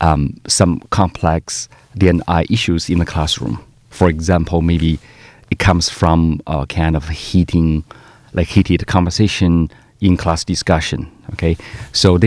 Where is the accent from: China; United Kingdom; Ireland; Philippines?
China; Northeast China; moved away as an adult; also born or lived in Canada; now in Melbourne, Australia; my hometown is really cold